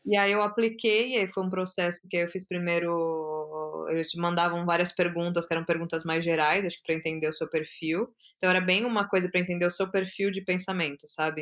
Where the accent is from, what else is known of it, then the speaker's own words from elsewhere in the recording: São Paulo, Brazil; moved away as an adult; now in Amsterdam, Netherlands; eu sou de São Paulo, nasci em São uhum. Paulo, eu tô morando lá